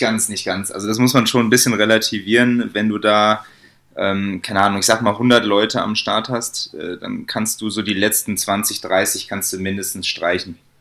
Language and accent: German; Bonn, North Rhine-Westphalia, Germany; moved away as an adult; now in Munich, Germany; ich komme ursprünglich aus Bonn, ähm, wohne jetzt aber schon seit über vier Jahren